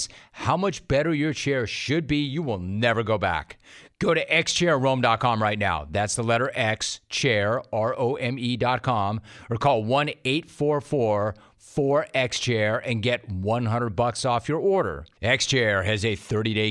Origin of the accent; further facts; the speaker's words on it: Southern California, United States; you and I are both SoCal guys